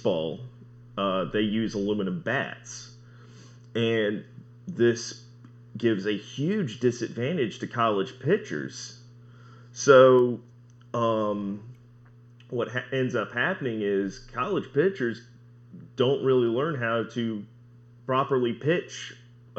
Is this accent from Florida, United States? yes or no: no; Winston-Salem, North Carolina, United States; I'm from Winston-Salem, North Carolina